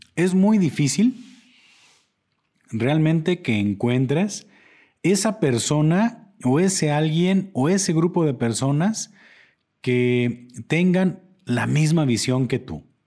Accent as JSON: {"language": "Spanish", "country": "Mexico", "said": "como mexicanos"}